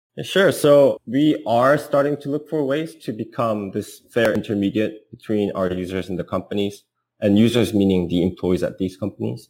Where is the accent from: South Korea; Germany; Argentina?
South Korea; moved away as an adult; now in Bay Area, United States; I'm an entrepreneur from South Korea, living in the Bay Area.